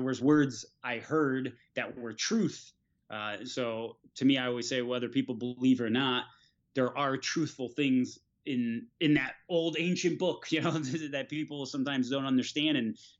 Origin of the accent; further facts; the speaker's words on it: Florida, United States; So, you know, 70 degrees California felt like, you know, 30 degrees for us because we're from Florida.